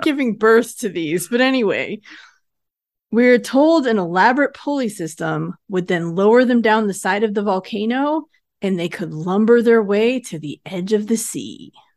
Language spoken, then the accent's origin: English; United States; I grew up in Lake Tahoe